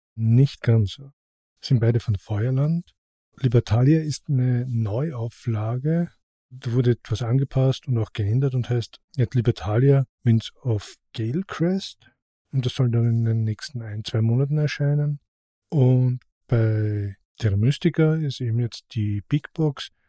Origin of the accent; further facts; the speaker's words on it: Austria; bei uns in Österreich